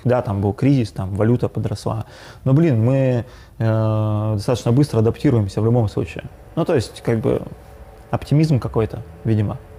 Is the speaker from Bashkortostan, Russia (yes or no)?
no; Yekaterinburg, Sverdlovsk Oblast, Russia; я родился в Екатеринбурге, ну, в Свердловске тогда еще, в 88 году учился в Горном университете